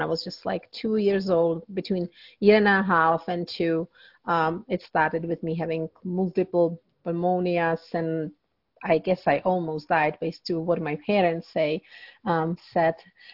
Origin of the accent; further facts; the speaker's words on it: Czechia; moved away; I grew up in Czech Republic